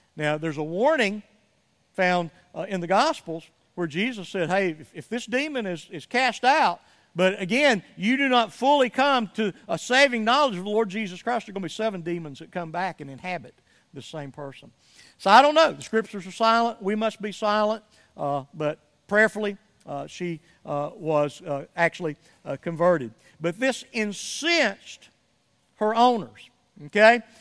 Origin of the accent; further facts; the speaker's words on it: United States; to Chattanooga, Tennessee, to Rome, Georgia, the other kind of, you know, mid-sized cities adjacent to my hometown